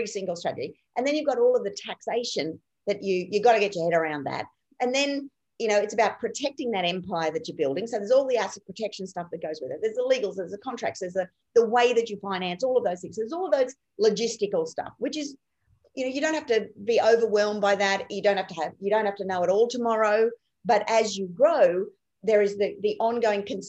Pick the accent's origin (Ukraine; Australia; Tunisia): Australia; Rockhampton, Queensland; also born or lived in Clermont, Queensland; I basically grew up in and around the Rockhampton region on properties all around there